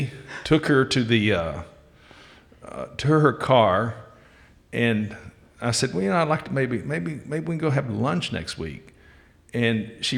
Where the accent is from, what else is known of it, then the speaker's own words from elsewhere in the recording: Wichita Falls, Texas, United States; I'm from Wichita Falls. And actually, I went to school at Wichita Falls High School